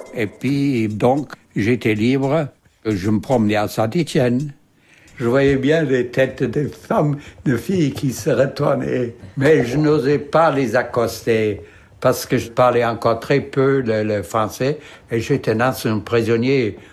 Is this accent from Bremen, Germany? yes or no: yes; Bremen, Germany; French is a second language; moved away as an adult; also born or lived in Belgium; Je suis né à Brême, en Allemagne, le 5-6-1925. Alors, j'ai d'abord fait mes études en Allemagne